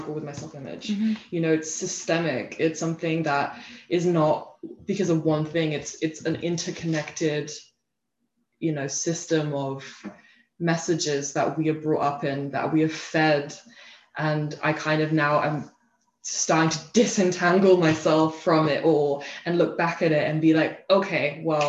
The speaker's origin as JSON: {"language": "English", "region": "England", "country": "United Kingdom", "tie": "born or raised there", "also_born_or_lived": "United States / Copenhagen, Denmark", "moved": "as an adult", "lives_now": "Denmark", "said": "I grew up mostly in England, but I had a little bit of my, like a glimmer of my childhood, about 3 years in Copenhagen, in Denmark"}